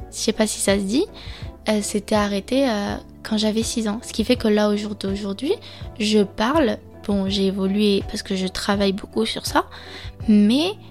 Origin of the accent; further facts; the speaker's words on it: France; accent: French; Lorsque par exemple je parle espagnol, j'ai peur qu'ils perçoivent mi falta de vocabulario encore mon accent français.